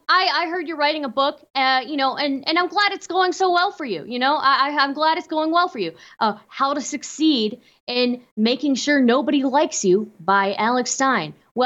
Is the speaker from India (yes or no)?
yes; India; I am Indian, but I'm actually not South Indian.